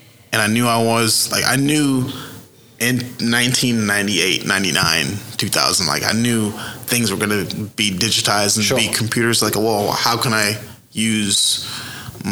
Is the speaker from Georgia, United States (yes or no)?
no; Edmond, Oklahoma, United States; also born or lived in San Diego, California; my hometown in Edmond